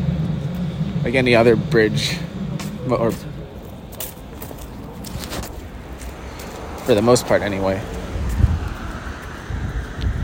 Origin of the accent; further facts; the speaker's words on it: United States; which I feel like gives me away automatically as an American